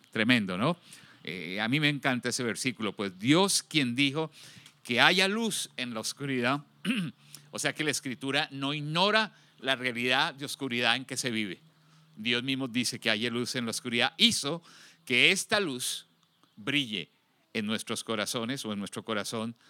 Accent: Colombia; now in Houston, United States; cuando estaba en mi país, Colombia, de origen

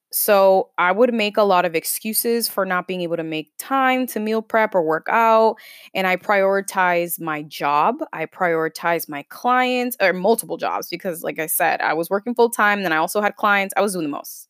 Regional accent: Lynn, Massachusetts, United States; moved away as an adult; also born or lived in Bronx, New York; growing up in Lynn

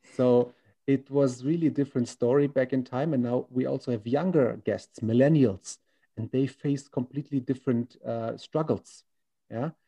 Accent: Germany; now in China; I'm from Germany, 30 years old

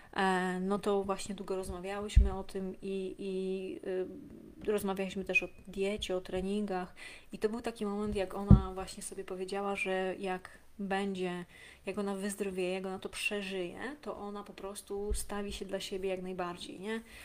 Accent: Warsaw, Masovian Voivodeship, Poland; ja też z WWA

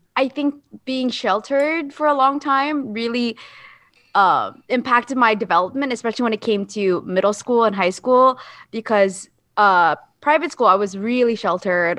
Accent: Jacksonville, Florida, United States; moved away as an adult; also born or lived in South Korea; growing up Asian, specifically Filipino in Jacksonville

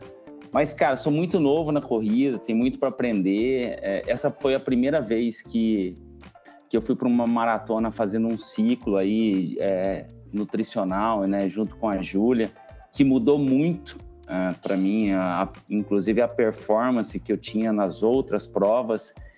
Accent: Mineiros, Goiás, Brazil; also born or lived in Goiânia; now in São Paulo, Brazil; eu sou do interior de Goiás, sou de uma cidade chamada Mineiros e vivo em São Paulo tem cinco anos já

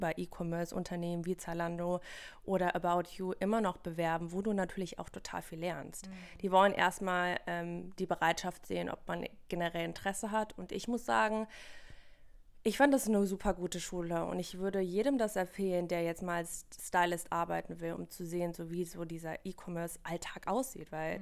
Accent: Wipperfürth, North Rhine-Westphalia, Germany; Ich komme aus Wipperfürth, das ist in der Nähe von Köln. Ist eher so ein katholisches kleines Dörfchen

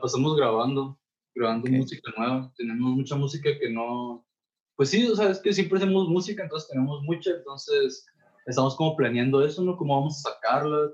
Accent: La Paz, Baja California Sur, Mexico; moved away as an adult; now in Guadalajara, Mexico; todos somos de La Paz, de California

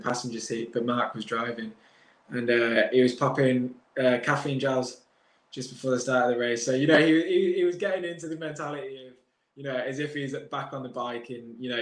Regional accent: United Kingdom; as a British rider

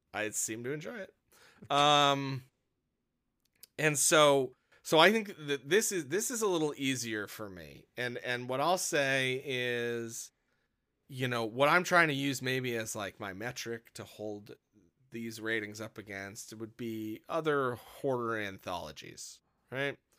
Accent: Wisconsin, United States; moved away; I grew up in Wisconsin

